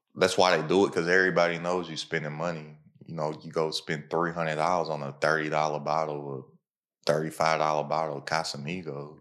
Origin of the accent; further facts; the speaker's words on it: Kentucky, United States; I'm from Kentucky